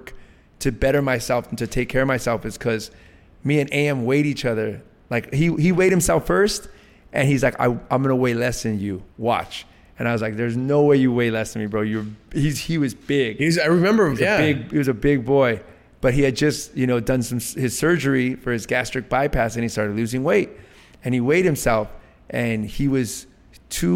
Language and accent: English; Los Angeles, California, United States; I was raised around Latino culture because I'm from LA. I went to public school in Eagle Rock.